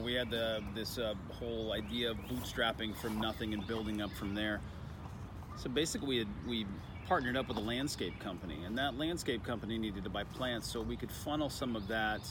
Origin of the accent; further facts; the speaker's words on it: Austin, Texas, United States; It's my hometown